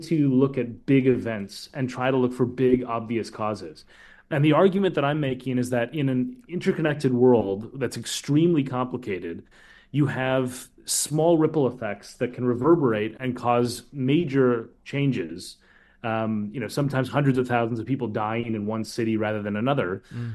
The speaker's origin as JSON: {"language": "English", "region": "Minnesota", "country": "United States", "said": "I'm from Minnesota"}